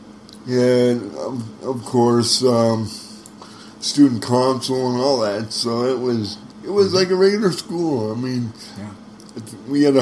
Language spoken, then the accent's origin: English; Jamestown, North Dakota, United States; also born or lived in Grafton, North Dakota; right here in Jamestown. Matter of fact, I moved from Grafton, North Dakota, to Jamestown just to go to school